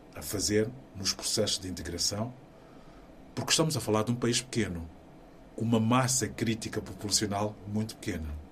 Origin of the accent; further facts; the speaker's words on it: Maputo, Mozambique; moved away as an adult; now in Portugal; Maputo, na cidade onde eu nasci